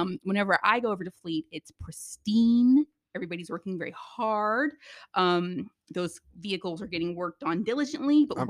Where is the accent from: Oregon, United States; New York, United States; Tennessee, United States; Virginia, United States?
Virginia, United States; Virginia Beach; moved away; I am from Virginia Beach.